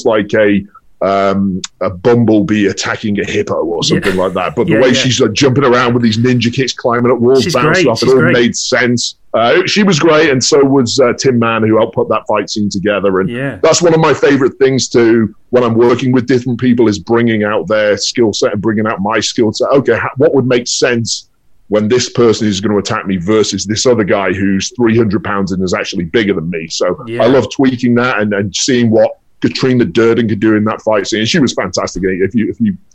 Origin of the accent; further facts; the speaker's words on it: United Kingdom; moved away as an adult; now in Los Angeles, United States; coming home to the UK